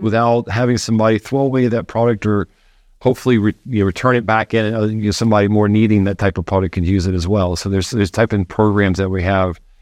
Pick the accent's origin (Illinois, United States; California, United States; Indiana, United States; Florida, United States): Florida, United States; moved away; I grew up in Florida near the Space Center.